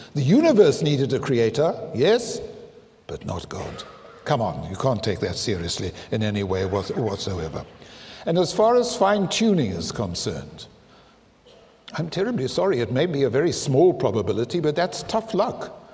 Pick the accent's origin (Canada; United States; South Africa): South Africa; I'm South African